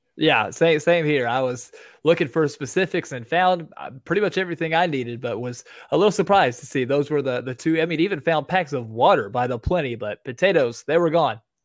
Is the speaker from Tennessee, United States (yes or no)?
yes; Tennessee, United States; I live in a, a real small town, but a real big county, actually, one of the biggest counties in all of Tennessee